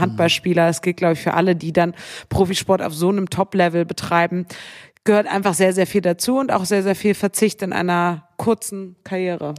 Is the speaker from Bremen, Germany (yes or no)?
yes; Bremen, Germany; moved away; ich bin in Bremen aufgewachsen